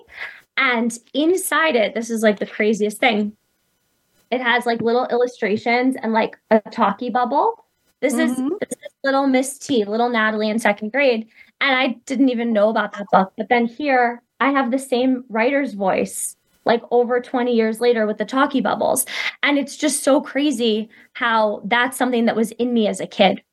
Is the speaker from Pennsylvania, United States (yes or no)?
no; New York, United States; moved away; I'm actually originally from New York